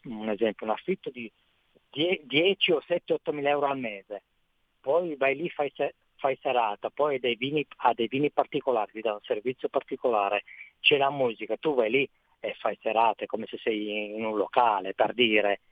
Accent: Vercelli, Piedmont, Italy; dalle mie parti, sono da, dal Piemonte, sono Vercelli

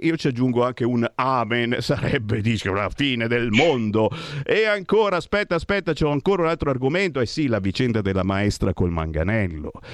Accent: Monza, Lombardy, Italy; Monza, mia città natale, ci ho vissuto 30 anni

